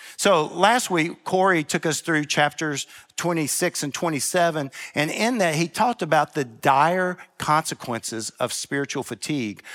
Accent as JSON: {"language": "English", "town": "Memphis", "region": "Tennessee", "country": "United States", "said": "I'm from Memphis"}